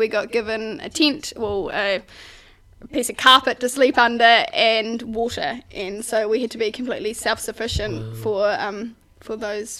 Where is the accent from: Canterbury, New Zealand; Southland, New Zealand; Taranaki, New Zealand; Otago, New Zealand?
Canterbury, New Zealand; west of Ashburton, Mid; also born or lived in Wellington / Sydney / London; I was brought up in Mid Canterbury, west of Ashburton, on a sheep and beef farm with my family, mum and dad, and brother and sister